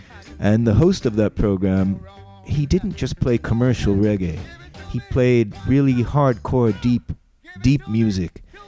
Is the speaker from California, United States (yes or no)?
yes; San Francisco Bay Area, California, United States; So I grew up in the San Francisco Bay Area.